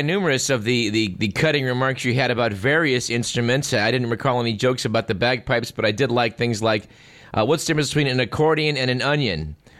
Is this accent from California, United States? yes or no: yes; Bay Area, California, United States; I grew up in the Bay Area.